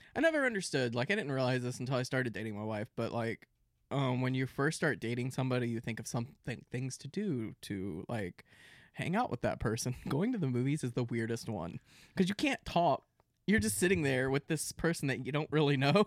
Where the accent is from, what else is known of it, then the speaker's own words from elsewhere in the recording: Central Florida, United States; we grew up in Central Florida